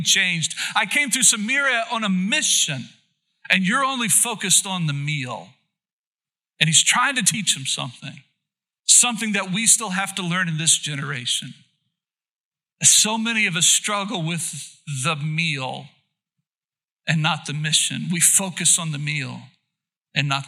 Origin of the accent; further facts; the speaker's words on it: Oklahoma, United States; now in Plymouth, Indiana, United States; I was born and raised in Oklahoma.